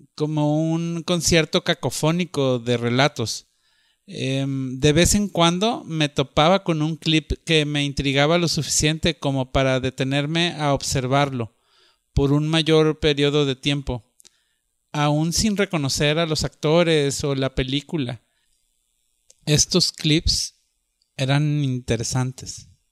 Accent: Monterrey, Nuevo León, Mexico; also born or lived in Guadalajara; crecí en Monterrey en los 80

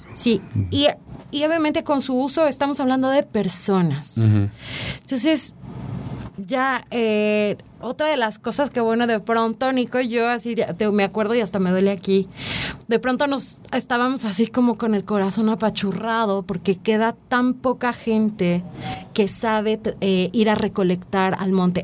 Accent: Mexico; como mexicanos

